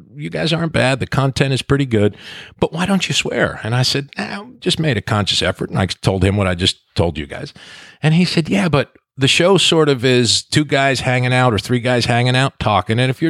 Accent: New Jersey, United States; I'm from New Jersey.

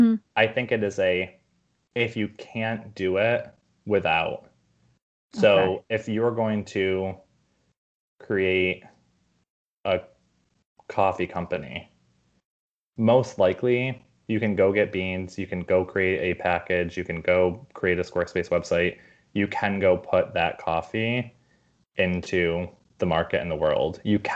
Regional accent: New York, United States; also born or lived in Los Angeles; now in San Francisco, United States; I grew up in New York and I lived in LA and now San Francisco.

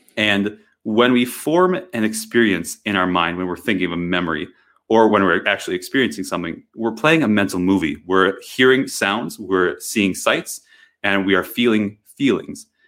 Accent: Wisconsin, United States; moved away; I grew up in Wisconsin, of all places, and it was very rural

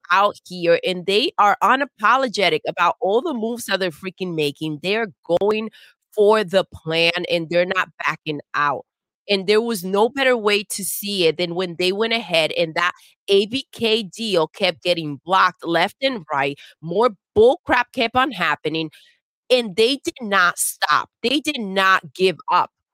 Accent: United States; I'm American

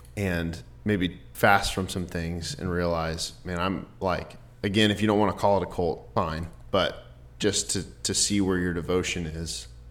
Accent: Dallas, Texas, United States; I grew up in Dallas

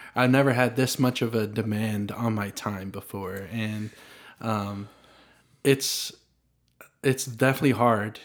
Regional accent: Franklin, Tennessee, United States; also born or lived in Nashville; I was born in Nashville, grew up in Franklin, and it's a place I'm proud to call my hometown

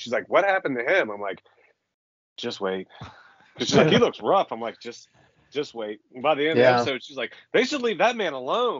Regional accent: Columbus, Ohio, United States; where I grew up in Columbus

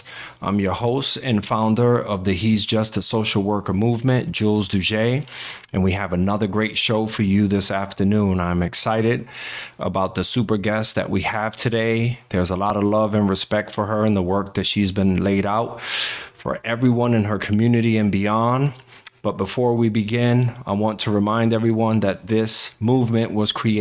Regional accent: Stratford, Connecticut, United States; we're in my hometown of Stratford

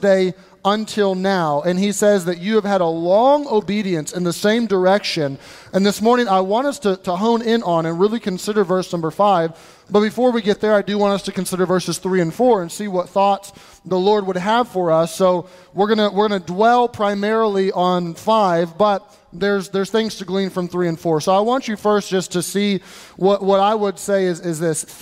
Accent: United States; I'm American

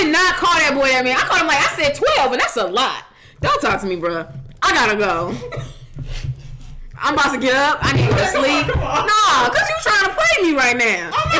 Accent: St. Louis, Missouri, United States; I'm from the Lou and I'm proud.

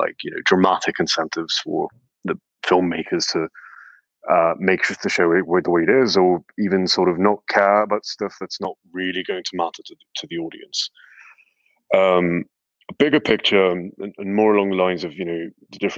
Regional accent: West Bank, Palestine; I'm a Palestinian from the West Bank. I grew up there

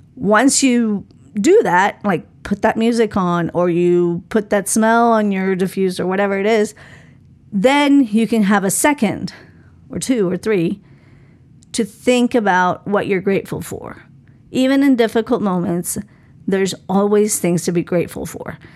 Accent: Colombia; moved away; I grew up in Colombia

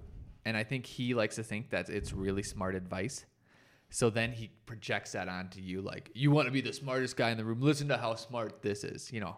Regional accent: Colorado, United States; I thought, I'm from Colorado. It's higher. I'll be just fine.

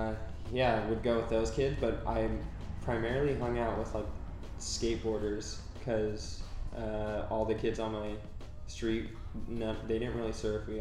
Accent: Huntington Beach, California, United States; also born or lived in Sacramento; And then we moved to Laguna, lived there for a few years and just skateboarded, moved to Huntington Beach, and I guess that's probably where I would say I'm from, you know, spent the most time there.

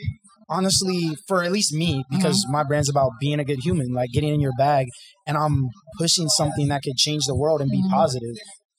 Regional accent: Columbus, Ohio, United States; I'm from Columbus, Ohio.

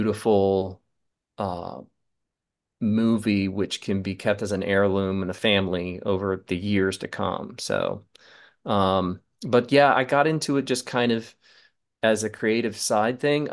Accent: Charleston, South Carolina, United States; I grew up in Charleston, South Carolina

